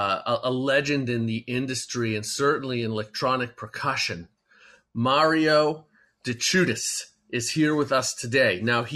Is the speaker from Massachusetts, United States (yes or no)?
yes; Boston, Massachusetts, United States; I'm from Boston